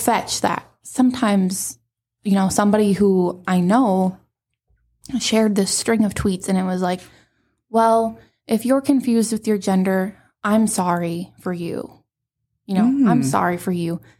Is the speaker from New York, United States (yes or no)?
no; Aberdeen, South Dakota, United States; moved away as an adult; I'm actually from Aberdeen here and moved away in 2016 after I graduated